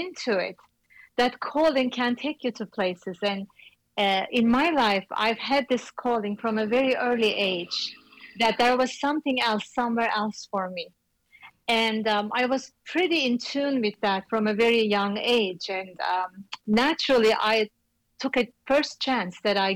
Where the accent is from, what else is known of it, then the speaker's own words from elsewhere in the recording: Istanbul, Turkey; moved away as an adult; also born or lived in New York City; I came from Istanbul, another big city